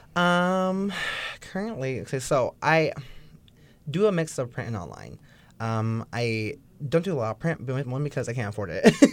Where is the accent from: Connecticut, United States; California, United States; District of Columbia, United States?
California, United States; Bay Area; also born or lived in Oceanside, California; I grew up in the Bay Area. Um, shout out to East Bay.